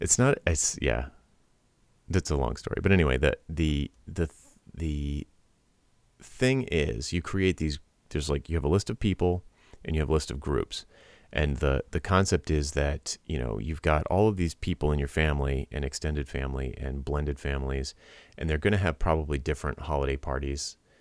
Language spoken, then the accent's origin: English; Rhode Island, United States; I'm from Rhode Island